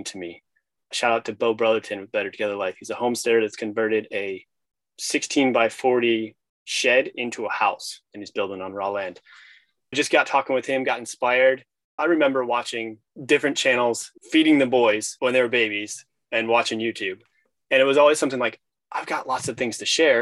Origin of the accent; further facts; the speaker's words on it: Illinois, United States; moved away as an adult; also born or lived in Idaho / Norway / New Jersey / Louisiana; I grew up in Illinois